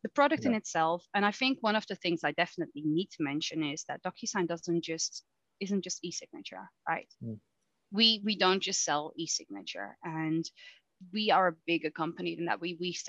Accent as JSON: {"language": "English", "country": "Netherlands", "lives_now": "United Kingdom", "said": "when I moved from the Netherlands to the UK, it was actually because I really wanted to do a master's degree, but I also really love the UK."}